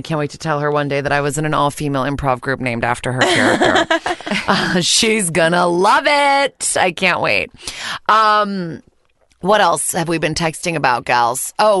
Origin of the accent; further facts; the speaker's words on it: Connecticut, United States; I'm fucking from Connecticut.